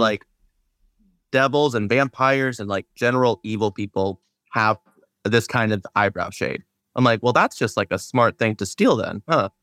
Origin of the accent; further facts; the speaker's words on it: Seattle, Washington, United States; I'm from Seattle